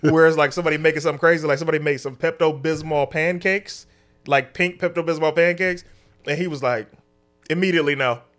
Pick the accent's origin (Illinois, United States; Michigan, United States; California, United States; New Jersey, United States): Michigan, United States; Detroit; moved away; I'm from Detroit